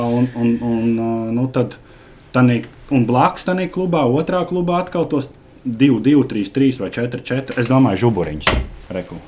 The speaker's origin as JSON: {"language": "Latvian", "country": "Latvia", "said": "mēs esam latvieši"}